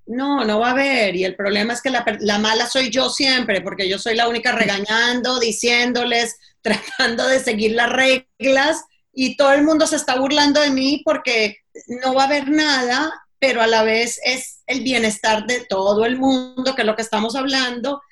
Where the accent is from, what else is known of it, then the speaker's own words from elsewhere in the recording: United States; yo soy bien gringa